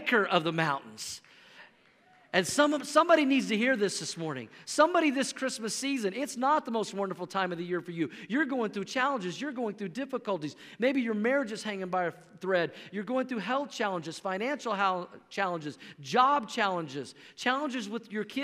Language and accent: English; Oklahoma, United States; moved away as an adult; now in Colorado, United States; I grew up in Oklahoma, but we've been living in Colorado now for 15 years